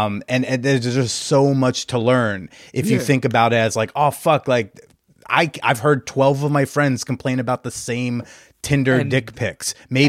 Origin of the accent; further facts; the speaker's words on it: New Jersey, United States; now in New York, United States; Yeah. I'm from North Jersey. I'm a tri-state baby, yeah.